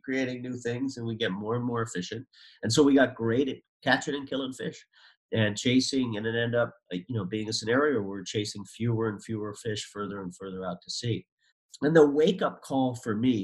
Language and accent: English; Newfoundland and Labrador, Canada; now in New England, United States; I was born in Newfoundland, Canada, a little fishing village on the easternmost point of North America. And it was what we think of as just like an idyllic artisanal fishery. I grew up next to a fisherman's co-op.